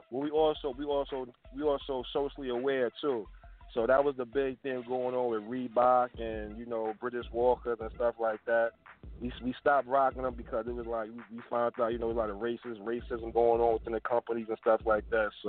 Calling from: Brooklyn, New York, United States; Oh, I'm calling from um, I'm calling from Brooklyn, New York.

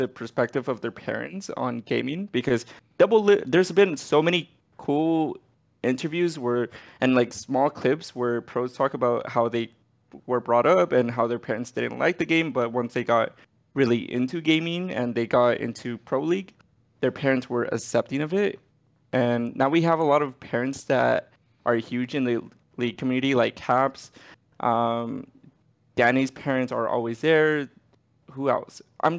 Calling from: Los Angeles, California, United States; So I'm actually here in LA, like super close to the Riot Studios.

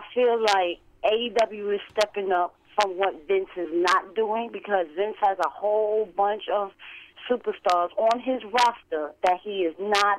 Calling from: New York City, New York, United States; I'm calling from Brooklyn, New York.

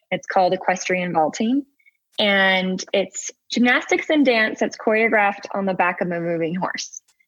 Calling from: Salt Lake City, Utah, United States; Salt Lake City, Utah, United States.

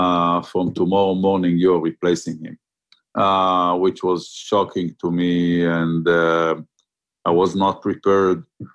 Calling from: Herzliya, Tel Aviv District, Israel; From my office in Herzliya.

